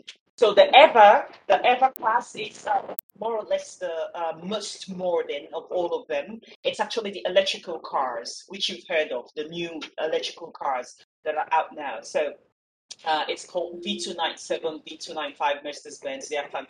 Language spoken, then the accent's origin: English; Nigeria; now in Bulgaria; but I spent most of my life growing up in Nigeria, but now I've relocated to Bulgaria, and everything is good at the moment.